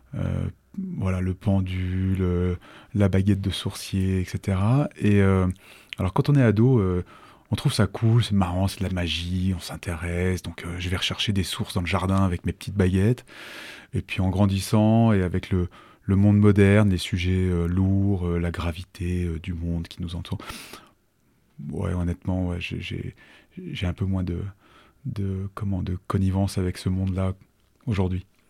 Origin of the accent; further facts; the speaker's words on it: Annecy, Auvergne-Rhône-Alpes, France; also born or lived in Chambéry; J'ai grandi sur Annecy, à partir de l'âge de 7 ans à peu près j'ai fait toute une partie de ma scolarité et, de ma scolarité, euh, y compris post-bac